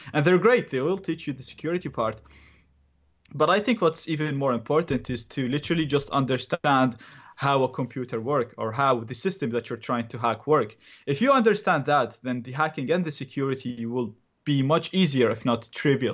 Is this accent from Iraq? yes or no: yes; Iraq; English is a second language; now in Dublin, Ireland; I'm originally from Iraq.